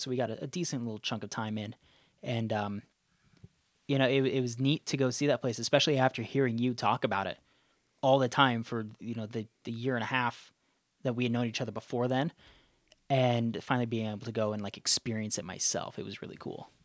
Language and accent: English; outside of Zion, southern Utah, United States; I grew up outside of Zion